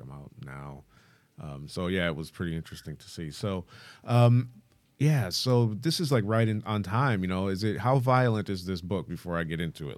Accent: Michigan, United States; I'm from Michigan

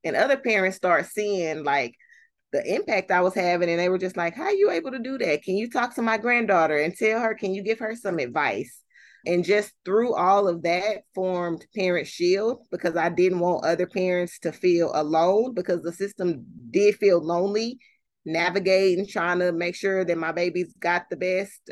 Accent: Fort Worth, Texas, United States; born and raised in Fort Worth, have lived here my whole life, except for when I went to college

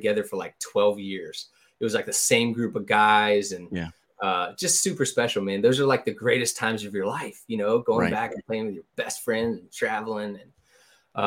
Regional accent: the Carolinas, United States; I grew up in the Carolinas

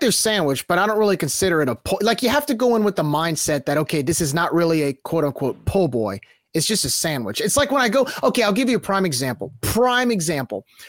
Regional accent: New Orleans, Louisiana, United States; I grew up in New Orleans whenever U N O was good

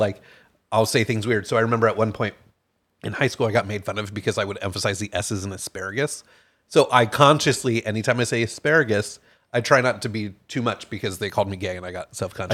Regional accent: Connecticut, United States; I grew up in a very, very small town as well in Connecticut.

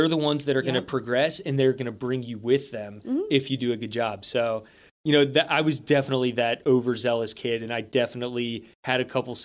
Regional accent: United States; me being an American

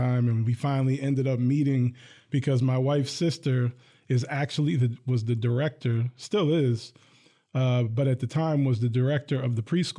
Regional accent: Hillsdale, New Jersey, United States; I'm originally from New Jersey.

